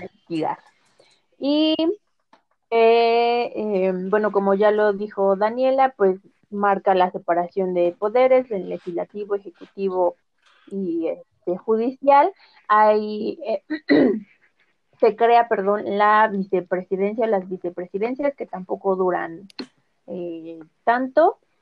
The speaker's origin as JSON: {"language": "Spanish", "country": "Mexico"}